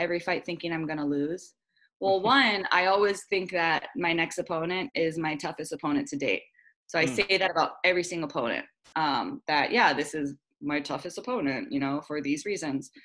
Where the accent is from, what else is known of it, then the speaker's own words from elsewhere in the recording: Honolulu, Hawaii, United States; I love fighting in my hometown. I love the Hawaiian crowd